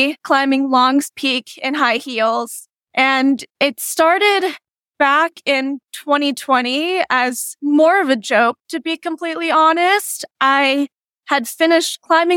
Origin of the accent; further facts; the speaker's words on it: Front Range, Colorado, United States; also born or lived in upstate New York; I was born and raised on the Front Range in Colorado, which is kind of what we refer to as like the, you know, Denver Boulder area